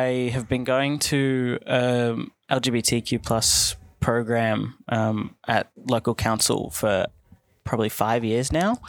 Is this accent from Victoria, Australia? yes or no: yes; Werribee, Victoria, Australia; I'm from Werribee.